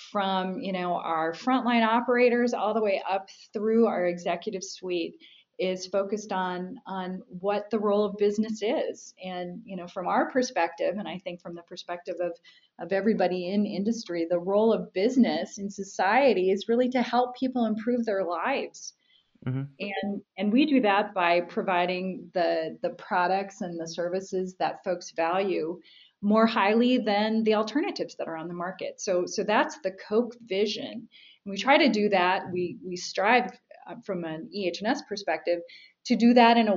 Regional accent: Minnesota, United States; I grew up in Minnesota

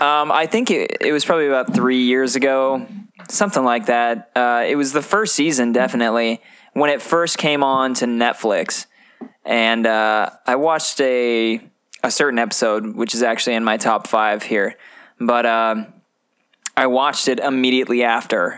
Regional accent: Oregon, United States; moved away; also born or lived in Montana; we're from Oregon and then Montana

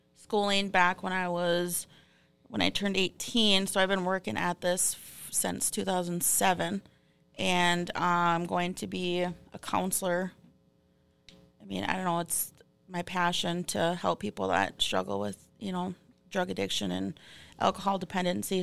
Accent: Fond du Lac, Minnesota, United States; I'm from Fond du Lac, and I'm thirty-three.

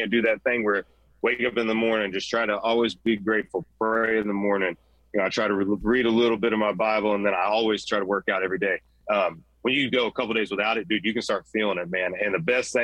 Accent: Central Florida, United States; I'm a hothead from Central Florida

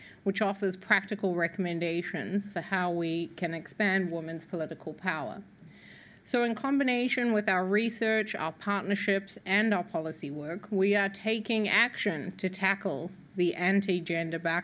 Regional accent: New Zealand; being a New Zealander and a former UN Women colleague

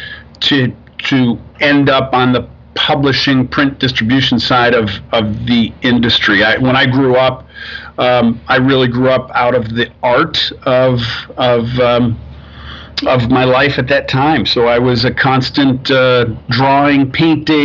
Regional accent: Rochester, New York, United States; moved away as an adult; also born or lived in Pittsburgh, Pennsylvania / Manhattan / Cleveland; now in Ann Arbor, United States; I grew up in upstate New York, outside of Rochester

